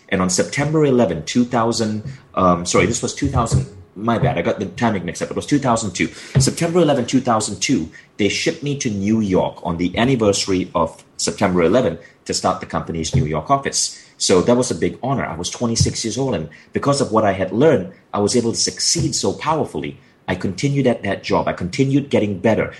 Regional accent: Malaysia; moved away as an adult; a kid born in Malaysia with my, with my odd accent

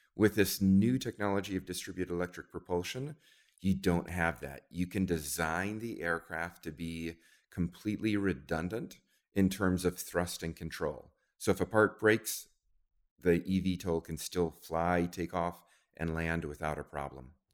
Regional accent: New Zealand; moved away; I grew up in New Zealand

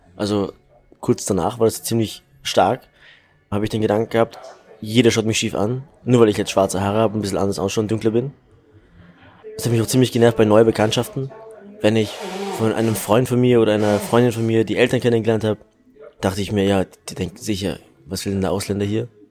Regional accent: Salzburg, Austria; Also ich fühle mich wie ein waschechter Salzburger. Ich bin hier geboren und groß geworden.

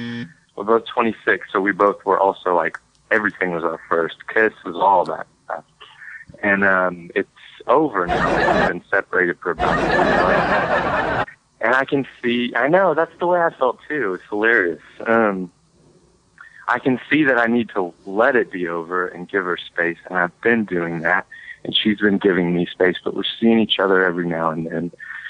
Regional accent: Mississippi, United States; So, I am from the Mid-South area around Mississippi.

